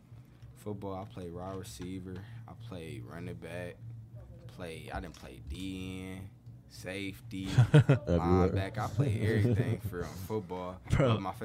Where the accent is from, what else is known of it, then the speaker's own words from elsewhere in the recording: Detroit, Michigan, United States; We from Detroit, literally.